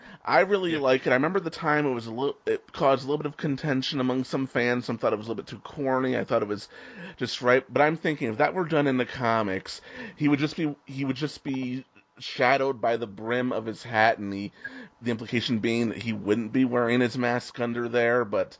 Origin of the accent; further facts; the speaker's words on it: New York, United States; also born or lived in Westchester; And I'm from New York. I actually live in Westchester, so I know it quite well.